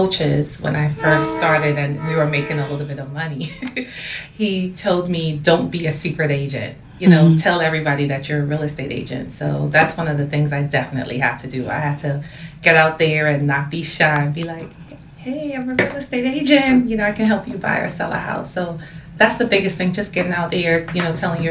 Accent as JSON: {"language": "English", "town": "Port of Spain", "country": "Trinidad & Tobago", "moved": "yes", "said": "I'm originally from Port of Spain and Trinidad and Tobago."}